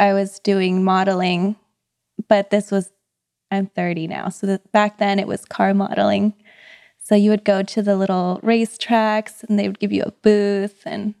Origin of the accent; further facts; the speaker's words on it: Philippines; I'm Filipino, you know what it is.